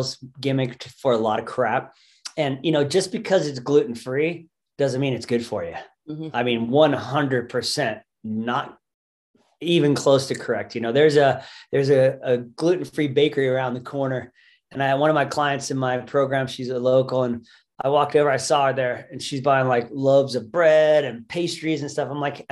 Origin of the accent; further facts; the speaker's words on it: United States; our society we as American humans